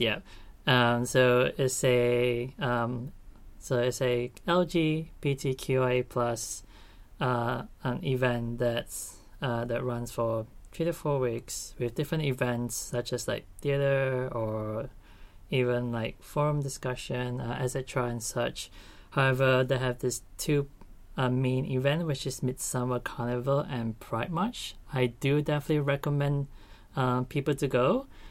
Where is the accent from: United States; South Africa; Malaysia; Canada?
Malaysia; moved away as an adult; now in Australia; I'm from Malaysia and I'm currently studying my Master's